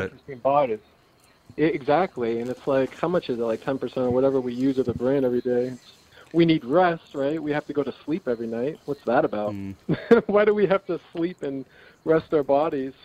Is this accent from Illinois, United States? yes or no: no; Salem, New Hampshire, United States; also born or lived in California; I, I grew up um, half my life here